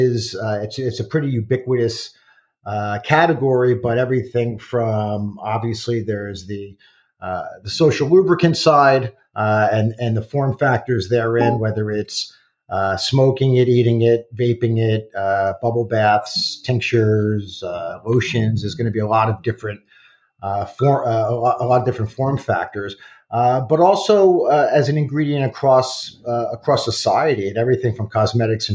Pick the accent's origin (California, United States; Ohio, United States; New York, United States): New York, United States; Great Neck; I grew up in Great Neck on the south side of the tracks